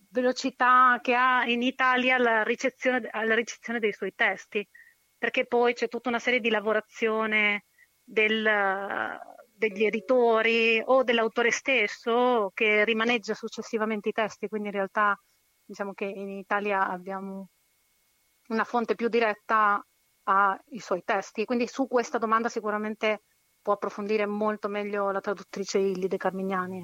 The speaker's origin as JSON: {"language": "Italian", "country": "Chile", "said": "essendo cilena"}